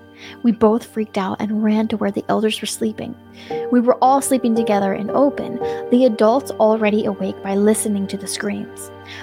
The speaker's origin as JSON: {"language": "English", "region": "Rajasthan", "country": "India", "second_language": "English", "said": "I am an Indian, and in our village is Rajasthan. Now, Rajasthan is a state with deserts, and my village was like a large-scale open land with less vegetation. I was born in the city, but we used to go to the village frequently with my family."}